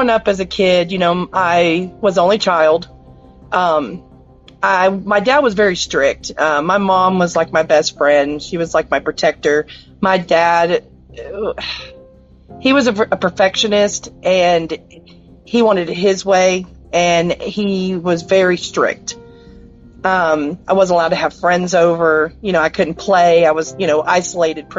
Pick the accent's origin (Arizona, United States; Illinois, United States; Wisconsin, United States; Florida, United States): Florida, United States; I grew up in a small town in Florida, little country town